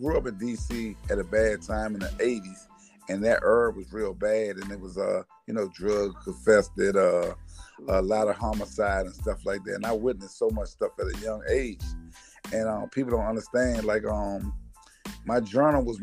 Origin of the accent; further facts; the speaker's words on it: Washington, District of Columbia, United States; I was raised in Washington, D.C. And my family was come from South Carolina